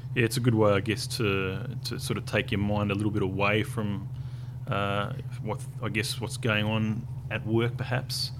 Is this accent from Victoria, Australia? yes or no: no; Tasmania, Australia; moved away; I came from Tasmania, uh, so in Tasmania, I think um, wasn't that many people that lived there